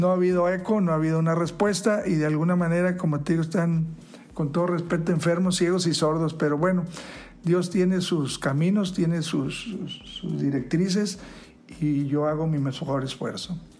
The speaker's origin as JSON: {"language": "Spanish", "country": "Mexico", "said": "todos somos mexicanos"}